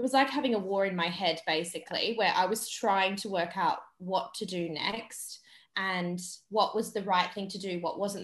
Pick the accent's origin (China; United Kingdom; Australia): Australia; moved away; my hometown in Australia